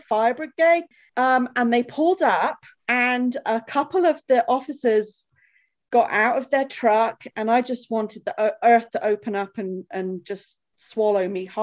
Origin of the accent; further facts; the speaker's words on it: England, United Kingdom; moved away as an adult; now in Colorado Springs, United States; we're English